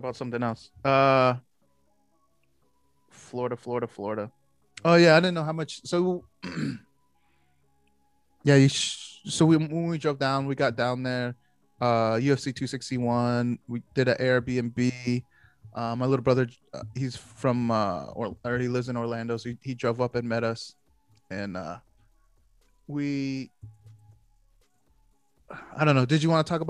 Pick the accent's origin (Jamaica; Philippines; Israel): Philippines; as a Filipino